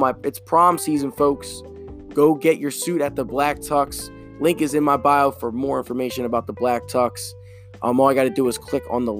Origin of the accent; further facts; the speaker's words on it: United States; as an American